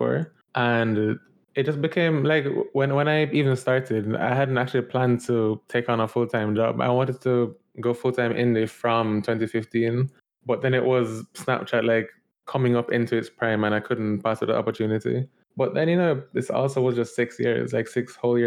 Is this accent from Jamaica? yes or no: yes; Jamaica; moved away as an adult; also born or lived in Georgia, United States; now in New York, United States; born and raised in Jamaica and went to high school and everything